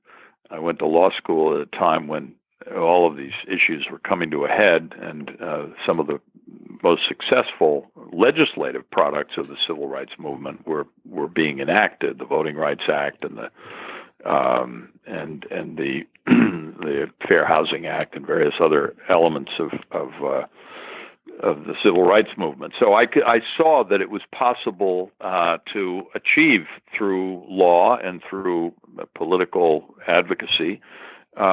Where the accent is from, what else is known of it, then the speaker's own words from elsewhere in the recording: Hastings-on-Hudson, New York, United States; I'm from New York. I grew up in a small town north of New York, Hastings-on-Hudson.